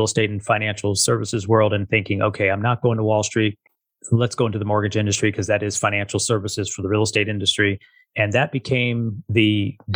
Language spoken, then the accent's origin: English; Las Vegas, Nevada, United States; born and raised here in Las Vegas